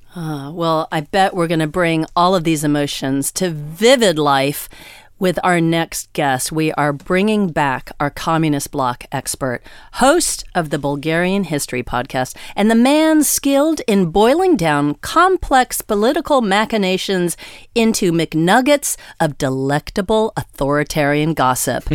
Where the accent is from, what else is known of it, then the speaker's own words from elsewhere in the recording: United States; as an American